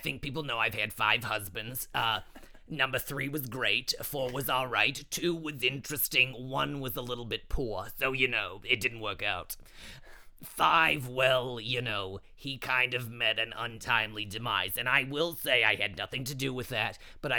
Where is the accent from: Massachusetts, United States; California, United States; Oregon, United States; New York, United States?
New York, United States; Long Island; now in New York City, United States; I'm from Long Island, but of course I live in, you know, the city.